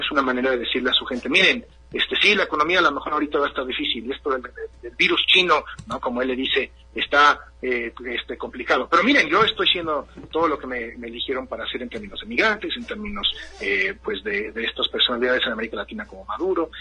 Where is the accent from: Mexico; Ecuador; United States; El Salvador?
United States; interior of the United States, Midwest; es de donde yo soy, ¿no? Donde están mis abuelos de 91 años, están en Wisconsin